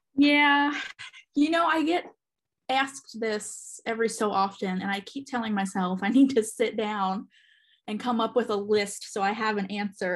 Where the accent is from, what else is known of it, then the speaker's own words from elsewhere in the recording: central New Jersey, United States; moved away as an adult; also born or lived in Charlotte area, North Carolina; now in Charlotte, United States; I am originally from New Jersey, born and raised in uh, central New Jersey